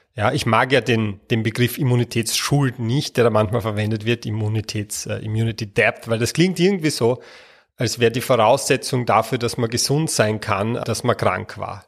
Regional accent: Austria; bei uns in Österreich

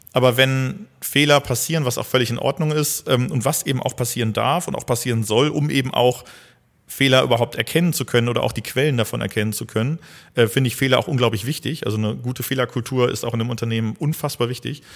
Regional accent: North Rhine-Westphalia, Germany; now in Hildesheim, Germany; ich bin gebürtiger ähm, Niederrheiner also meine Familie kommt mhm. auch komplett vom Niederrhein

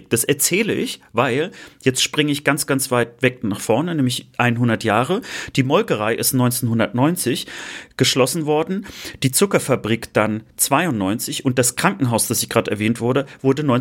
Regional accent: Schwerin, Mecklenburg-Vorpommern, Germany; Und ja, ich komme aus Schwerin. Oh, wo ist denn das?

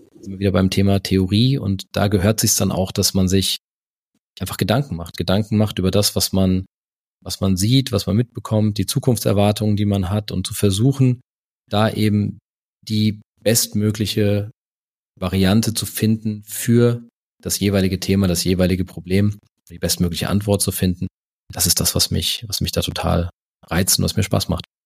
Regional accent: Karben, Hesse, Germany; now in Stuttgart, Germany; aufgewachsen bin ich bei Frankfurt, also ein Stück nördlich von Frankfurt, so 20 Kilometer nördlich in, in Karben

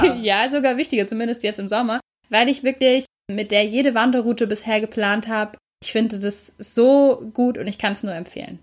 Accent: Germany; bei uns in Deutschland

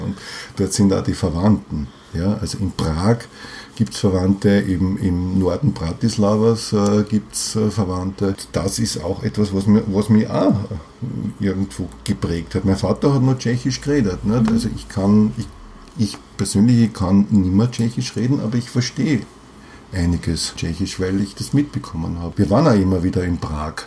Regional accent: Vienna, Austria; Ich bin Wiener, ja, ich mhm. bin einfach, ich bin hier verwurzelt und ich bin im 15. Bezirk verwurzelt, mhm. ja. Ich, ich lebe in dem Haus, wo ich aufgewachsen bin

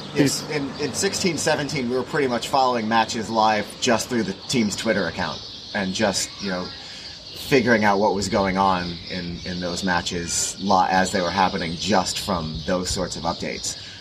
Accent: New York City, New York, United States; we are from New York City

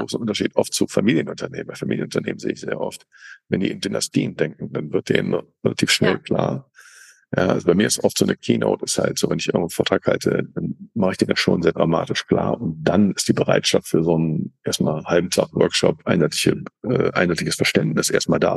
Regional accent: Cologne, North Rhine-Westphalia, Germany; ich eben Kölner bin, mit Kölner Karneval

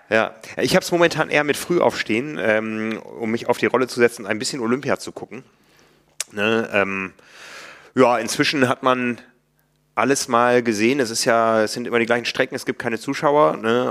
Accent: Osnabrück, Lower Saxony, Germany; moved away; in Osnabrück damals in meiner Heimat

